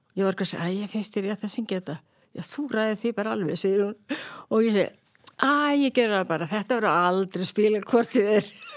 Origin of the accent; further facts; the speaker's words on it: Reykjavík, Capital Region, Iceland; now in Kópavogur, Iceland; uppalinn í Reykjavík og er þó ég búi í Kópaví í dag þá finnst mér í alltaf að vera reykvíkingur